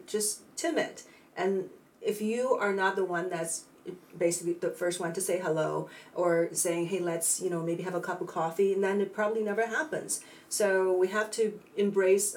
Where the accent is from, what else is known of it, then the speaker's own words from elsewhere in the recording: China; moved away as an adult; also born or lived in San Francisco; now in United States; I was born and raised in China